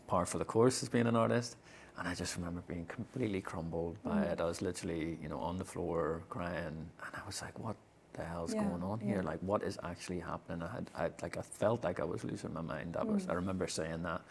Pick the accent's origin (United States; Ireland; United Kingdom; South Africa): Ireland; as an Irish man